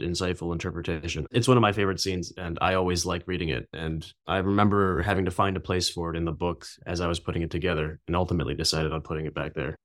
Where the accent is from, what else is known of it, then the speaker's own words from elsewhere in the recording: New York City, New York, United States; moved away as an adult; also born or lived in Beijing, China; now in California, United States; I grew up in New York City, and I came out to California for undergrad